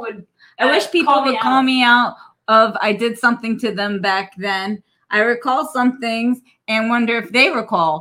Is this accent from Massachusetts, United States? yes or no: yes; Massachusetts, United States; I'm from Massachusetts